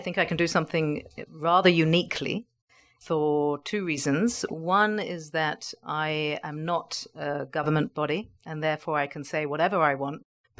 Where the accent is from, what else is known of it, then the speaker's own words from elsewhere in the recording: England, United Kingdom; now in Israel; So I am originally from England, which is why you and I struck up a very interesting conversation. And I've lived in Israel for most of my life.